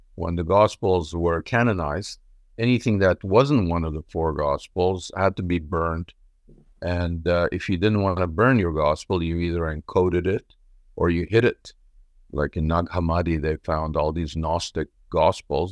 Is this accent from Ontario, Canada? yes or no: no; Montreal, Quebec, Canada; also born or lived in Israel; I was born in Israel. I grew up in Montreal.